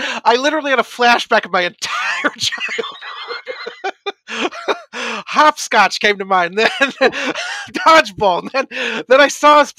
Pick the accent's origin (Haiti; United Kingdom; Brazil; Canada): United Kingdom; Scotland; See, I am Scottish, and I do want to someday try scotch, though.